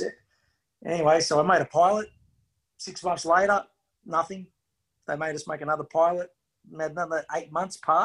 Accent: Sydney, New South Wales, Australia; Inner city Sydney

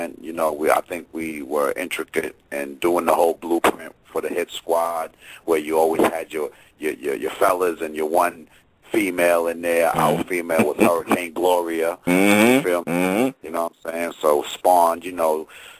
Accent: New Jersey, United States; moved away as an adult; also born or lived in Virginia; now in Baltimore, United States; I'm from Jersey

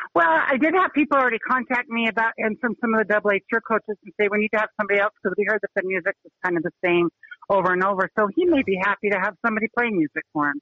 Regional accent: Utah, United States; now in Helena, United States; my high school, where I grew up in Utah, was seven years in a row uh, state champs

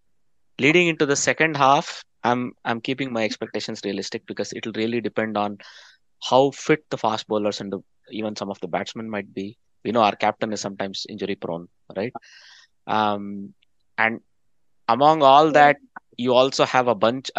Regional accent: Netherlands; Netherlands. It's my home country

